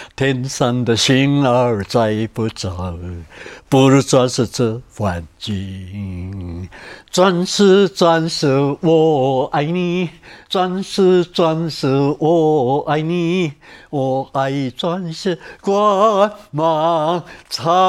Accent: Taiwan; moved away as an adult; also born or lived in Japan; 我是台湾来的

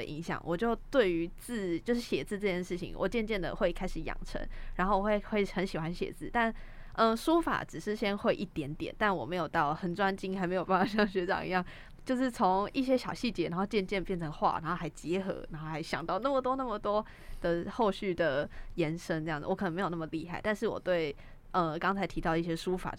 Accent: Taiwan; 我们台湾人都特别喜欢看星座这样子。

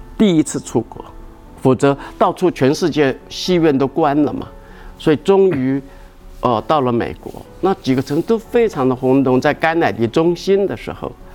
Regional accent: Xingang, Chiayi County, Taiwan; 我的故乡新港，我们的老家

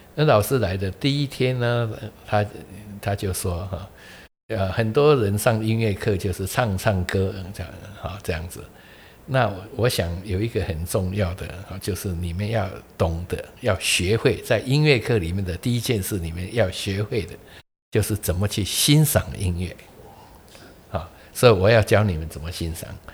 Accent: Keelung, Taiwan; moved away; 我小时候是在基隆长大的

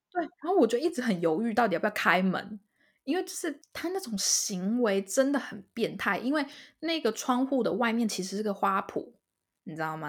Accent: Taiwan; moved away as an adult; now in Canada; 我也是台湾人

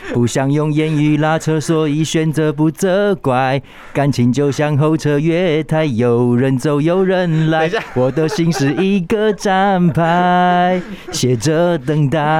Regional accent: Taiwan; 我们台湾人

